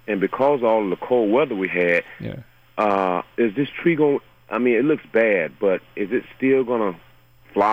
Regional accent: Tampa, Florida, United States; moved away; I grew up in Tampa, Florida, and I'm used to the cypress environment.

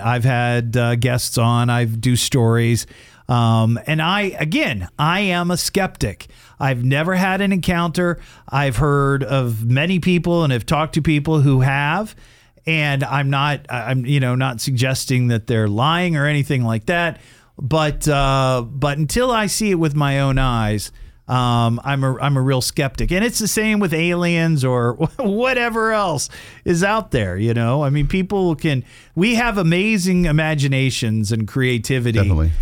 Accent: Dayton, Ohio, United States; we're all from Dayton, Ohio

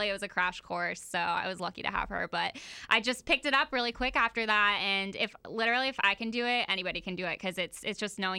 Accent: Oviedo, Florida, United States; now in Jacksonville, United States; I'm from Oviedo, and I went to Oviedo High School, and really small town

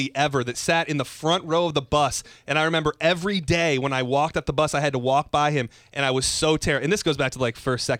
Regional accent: Lapeer, Michigan, United States; moved away; I grew up in Lapeer, Michigan

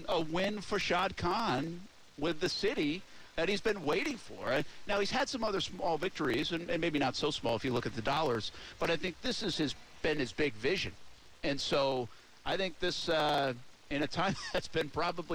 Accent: hometown where the Patriots play, Massachusetts, United States; now in Jacksonville, United States; my hometown where the Patriots play

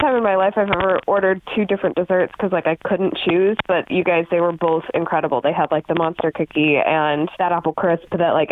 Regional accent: Centerville, United States; I'm from Centerville

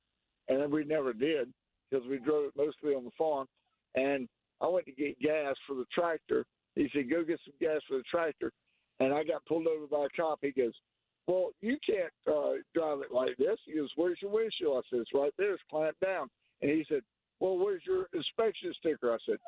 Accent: North Carolina, United States; In North Carolina.

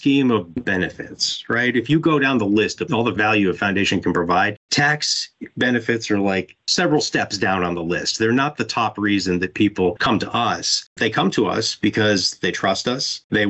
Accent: Florida, United States; From a personal perspective, I grew up in Broward. My family moved here in 1977.

